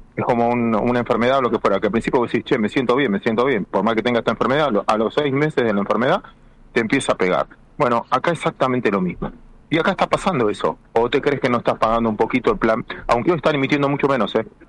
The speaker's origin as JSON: {"language": "Spanish", "country": "Argentina", "said": "somos más los argentinos que queremos vivir bajo la ley"}